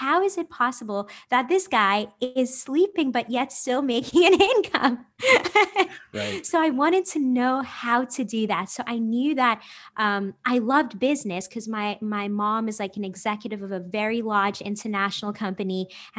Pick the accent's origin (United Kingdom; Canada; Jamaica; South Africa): South Africa; now in United States; I'm originally from South Africa and I just moved back to the United States last year. I'm 29 years old.